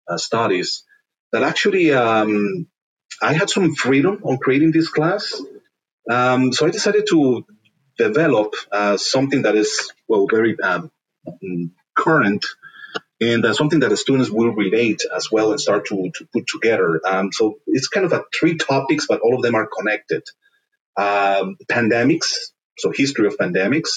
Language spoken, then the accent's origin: English; Berlin, Germany; moved away; also born or lived in Latin America; I was born in Germany, in Berlin, actually, a very cosmopolitan city